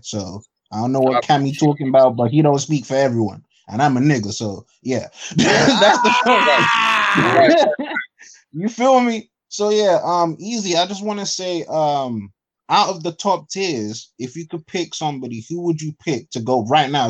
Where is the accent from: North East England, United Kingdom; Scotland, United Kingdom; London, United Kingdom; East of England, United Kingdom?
London, United Kingdom; I'm from London